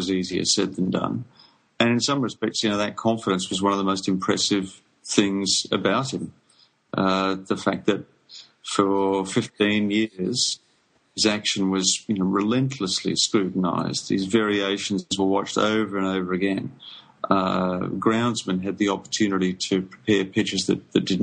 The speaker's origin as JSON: {"language": "English", "town": "Geelong", "region": "Victoria", "country": "Australia", "tie": "born or raised there", "said": "Geelong, my hometown"}